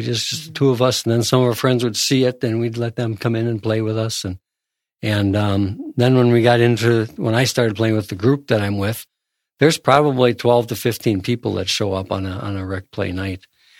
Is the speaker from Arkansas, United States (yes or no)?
yes; Arkansas, United States; I'm from Arkansas.